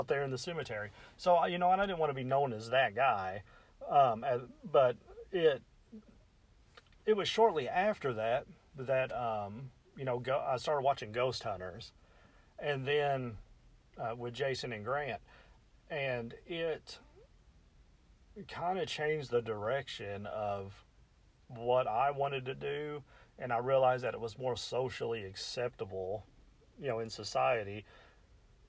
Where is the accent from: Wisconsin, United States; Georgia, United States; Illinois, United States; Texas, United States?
Illinois, United States; Metropolis; I'm from Metropolis, Illinois, the southern tip of Illinois.